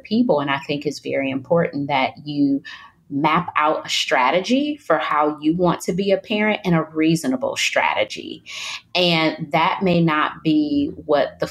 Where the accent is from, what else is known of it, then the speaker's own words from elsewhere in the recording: Detroit, Michigan, United States; moved away as an adult; now in North Carolina, United States; I'm from Detroit, Michigan, which is very cold. And I've moved to North Carolina, which is much warmer